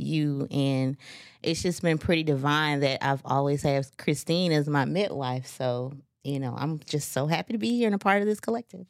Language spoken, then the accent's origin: English; Atlanta, Georgia, United States; I am from Atlanta